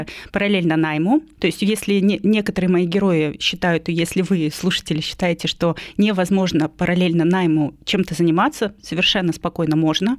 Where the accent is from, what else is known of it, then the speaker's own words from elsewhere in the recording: a small town in Irkutsk Oblast, Russia; moved away as an adult; now in Moscow, Russia; я не москвичка, я приехала из маленького города города, из Иркутской области.